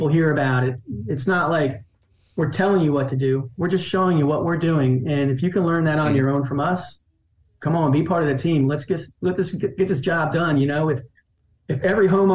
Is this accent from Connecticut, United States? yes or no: no; Myrtle Beach, South Carolina, United States; moved away; I grew up in Grand Strand, Myrtle Beach